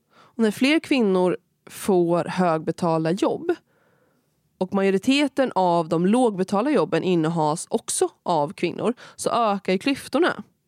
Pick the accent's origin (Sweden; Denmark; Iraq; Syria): Sweden; Kinda, Östergötland; also born or lived in Malmö; i min hemkommun Kinda